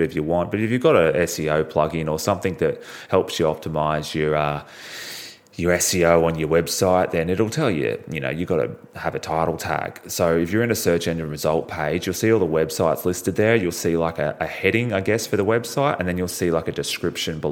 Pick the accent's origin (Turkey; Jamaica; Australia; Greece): Australia; I'm from Australia.